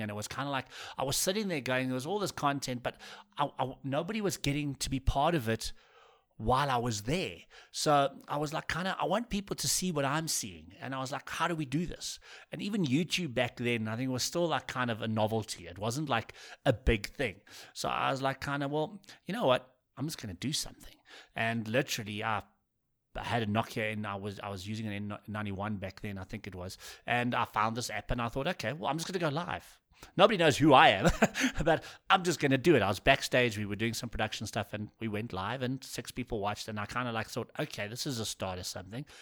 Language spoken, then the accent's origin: English; South Africa; as a South African